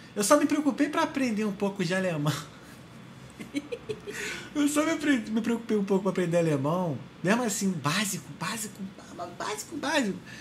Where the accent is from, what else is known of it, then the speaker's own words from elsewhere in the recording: Brazil; moved away as an adult; also born or lived in Ireland; sou brasileiro